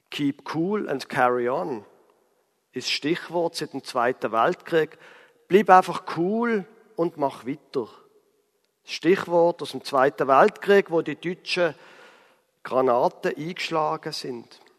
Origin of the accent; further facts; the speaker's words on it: Basel, Basel-Stadt, Switzerland; von Basel, wo ich herkomme, bis nach Straßburg sind es ungefähr 130 Kilometer.